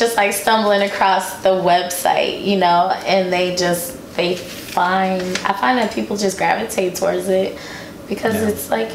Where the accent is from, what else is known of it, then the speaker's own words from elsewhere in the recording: United States; I'm American. I'm a first generation American